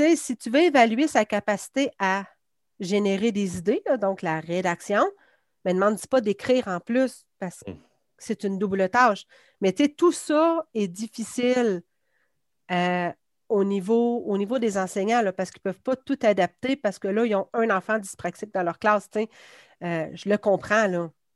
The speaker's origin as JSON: {"language": "French", "town": "Quebec City", "region": "Quebec", "country": "Canada", "tie": "born or raised there", "said": "je viens de Beauport. Ben, anciennement, c'était Beauport, maintenant, c'est Québec. Donc, j'ai fait euh, mon primaire à Marie-Renoir, puis j'ai fait mon secondaire à Samuel de Champlain"}